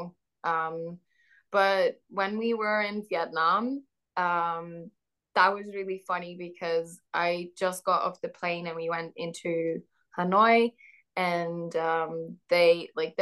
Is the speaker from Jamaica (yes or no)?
no; Netherlands; also born or lived in Australia; I'm from the Netherlands